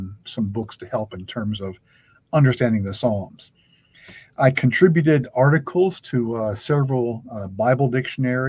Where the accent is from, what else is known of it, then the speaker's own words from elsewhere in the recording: North Carolina, United States; moved away as an adult; also born or lived in Philadelphia, Pennsylvania; now in Edmonton, Canada; I am speaking here from where I have lived for the past 30 years in Edmonton, Alberta, Canada, but I am originally from North Carolina